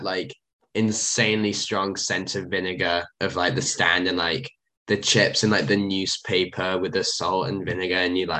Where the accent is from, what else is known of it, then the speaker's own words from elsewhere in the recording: England, United Kingdom; now in United States; being an Englishman